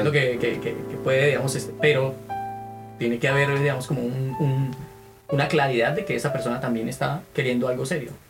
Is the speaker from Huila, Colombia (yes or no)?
no; Bogotá, Bogotá Capital District, Colombia; Yo vengo de, pues nosotros venimos de Bogotá, ¿no? Bogotá son 10 millones de habitantes.